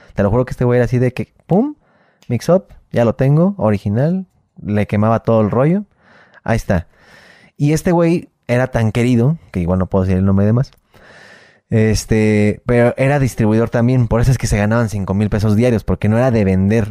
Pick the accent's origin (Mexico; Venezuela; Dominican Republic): Mexico; somos los mexicanos